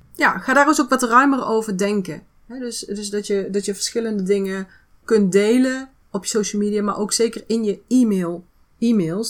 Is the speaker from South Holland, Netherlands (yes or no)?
no; North Brabant, Netherlands; Bij ons in Brabant zeggen we dan houdoe.